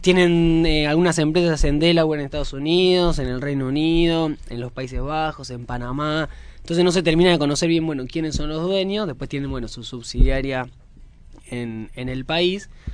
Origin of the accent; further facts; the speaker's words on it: Lanús, Buenos Aires Province, Argentina; yo soy de Lanús